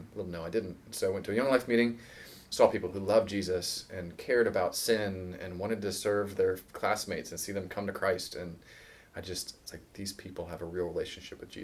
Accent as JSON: {"language": "English", "town": "Virginia Beach", "region": "Virginia", "country": "United States", "tie": "born or raised there", "said": "I grew up in Virginia Beach, Virginia, right towards the coast"}